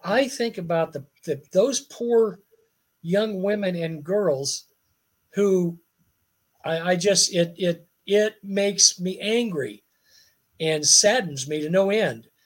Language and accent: English; United States; as an American